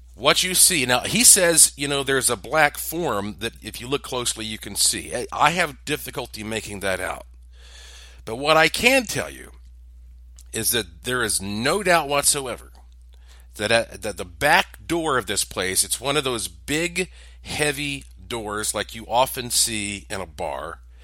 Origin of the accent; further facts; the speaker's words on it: Asheville, North Carolina, United States; I am from Asheville, North Carolina, in the heart of the Blue Ridge Mountains